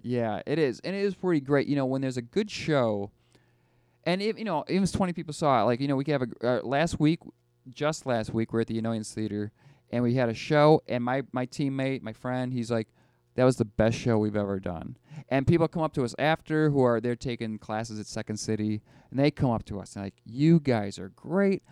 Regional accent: Buffalo, New York, United States; I'm from Buffalo

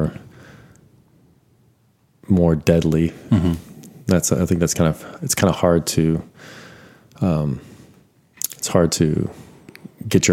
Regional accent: Amarillo, Texas, United States; growing up in Amarillo

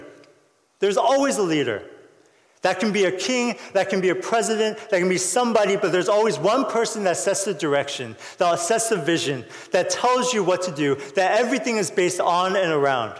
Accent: United States; I'm Korean American

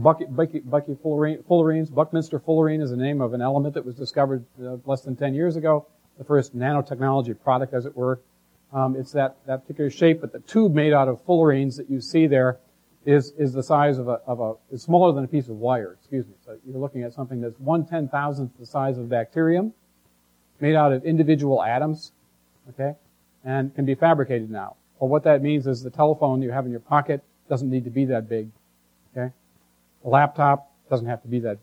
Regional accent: Michigan, United States; I grew up in Michigan, so I heard a lot about the transportation industry

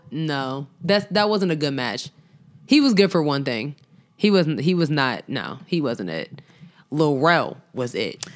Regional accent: Long Island, New York, United States; me growing up on Long Island

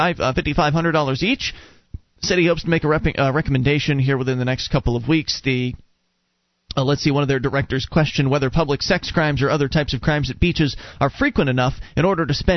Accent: Sarasota, Florida, United States; moved away; We come from Sarasota, Florida, where there's Siesta Key

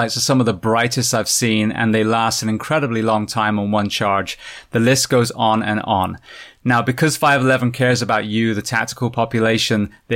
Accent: Bath, South West England, United Kingdom; moved away; Being British, being from Bath

